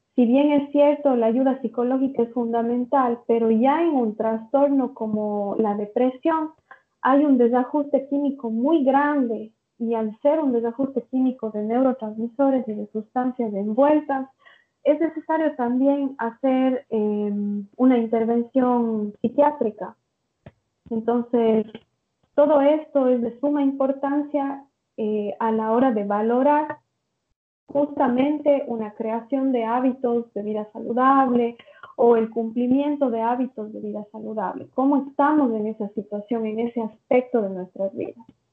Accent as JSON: {"language": "Spanish", "country": "Ecuador", "moved": "yes", "lives_now": "São Paulo, Brazil", "said": "soy de Ecuador, pero me encuentro viviendo en Sao Paulo, Brasil."}